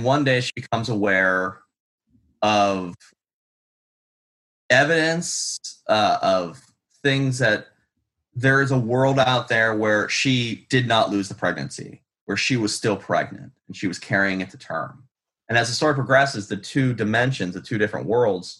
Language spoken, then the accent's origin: English; Pittsburgh, Pennsylvania, United States; moved away; I'm from Pittsburgh, Pennsylvania originally, so it's moderately sized city.